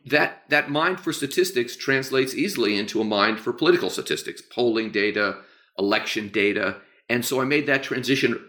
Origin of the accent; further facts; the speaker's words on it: San Francisco, California, United States; moved away as an adult; now in New York City, United States; I was born in New York City and moved to San Francisco as a very young child.